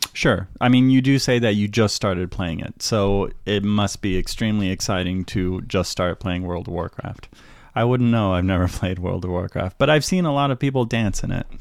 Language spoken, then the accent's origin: English; United States; also born or lived in San Francisco; we as American citizens